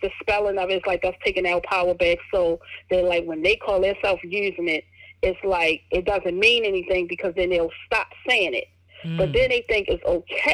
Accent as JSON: {"language": "English", "town": "Baltimore", "region": "Maryland", "country": "United States", "tie": "born or raised there", "said": "I grew up here in Baltimore, Maryland."}